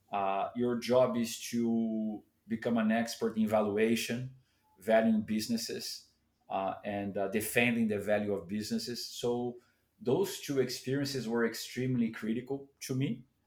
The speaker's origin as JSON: {"language": "English", "region": "São Paulo", "country": "Brazil", "tie": "born or raised there", "said": "I grew up in Sao Paulo"}